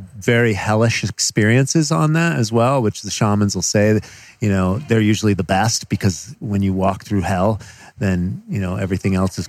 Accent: Connecticut, United States; Connecticut. We grew up in Connecticut.

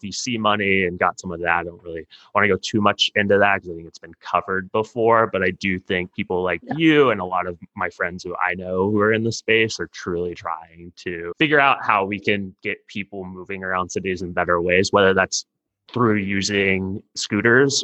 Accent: Houston, Texas, United States; now in Los Angeles, United States; I'm from Texas. I grew up in Houston.

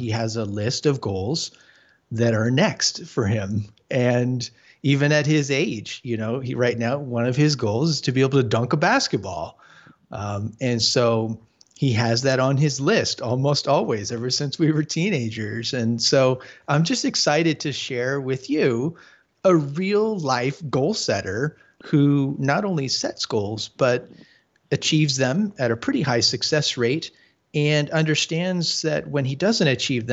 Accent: Arizona, United States; We grew up together in Arizona

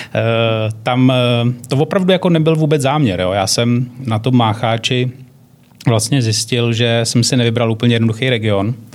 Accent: Czechia; jako Češi

